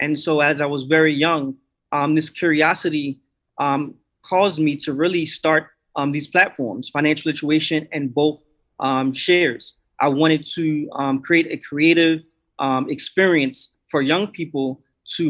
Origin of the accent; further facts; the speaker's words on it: New York, United States; now in Philadelphia, United States; I'm originally from New York. I'm in Philly now